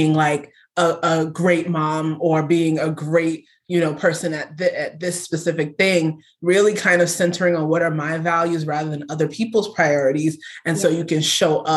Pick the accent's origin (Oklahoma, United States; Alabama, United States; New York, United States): New York, United States; I'm a New Yorker. I am also the daughter of Nigerian immigrants.